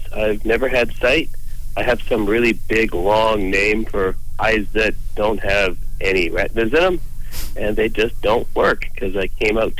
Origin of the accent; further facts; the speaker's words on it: Calgary, Alberta, Canada; also born or lived in Edmonton, Alberta; Sure, I grew up in Edmonton. That's a place north of Calgary. It's a big city where the Oilers play hockey, or try to.